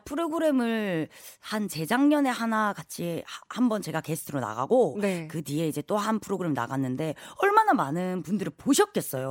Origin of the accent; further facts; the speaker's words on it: Busan, South Korea; now in Seoul, South Korea; 부산이 고향인데 제가 또 어, 서울 사람이 좀 다 되긴 했는데